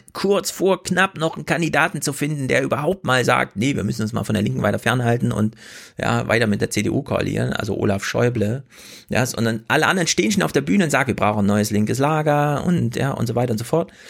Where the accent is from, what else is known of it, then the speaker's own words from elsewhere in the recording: Kummerow, Mecklenburg-Vorpommern, Germany; Ich, ich komme auch aus Kummerow wird auch mit W am Ende geschrieben.